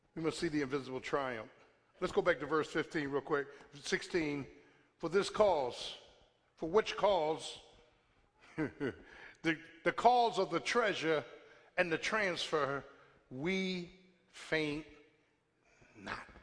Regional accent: Philadelphia, Pennsylvania, United States; Born and bred in South Philly. Almost everybody I grew up with is either dead or in jail

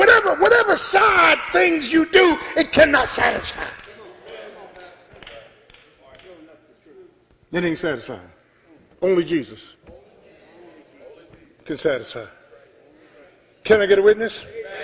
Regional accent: South Florida, United States; I'm from South Florida. I'm from the streets

